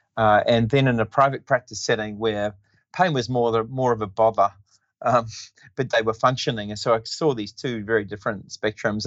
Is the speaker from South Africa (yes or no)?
no; New Zealand; moved away as an adult; also born or lived in Western Australia; now in Perth, Australia; I grew up in New Zealand and um, I did my basic training in physiotherapy in New Zealand